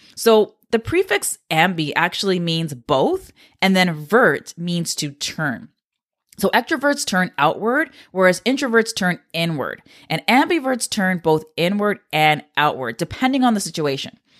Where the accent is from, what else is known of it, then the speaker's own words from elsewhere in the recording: Canada; I'm a Canadian